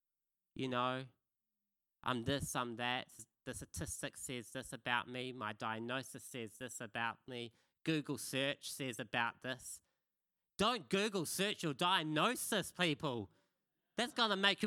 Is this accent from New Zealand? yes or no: yes; Kapiti Coast, Wellington, New Zealand; the church I was brought up in on the Kapiti Coast